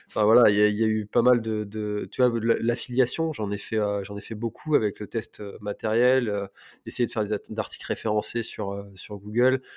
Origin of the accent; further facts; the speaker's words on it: Telgruc-sur-Mer, Brittany, France; also born or lived in Paris; je suis originaire de Telgruc, donc la presqu'île de Crozon